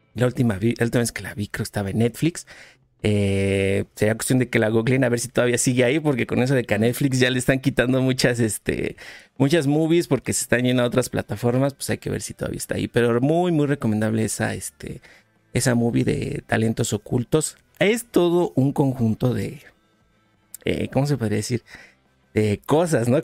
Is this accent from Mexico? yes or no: yes; Mexico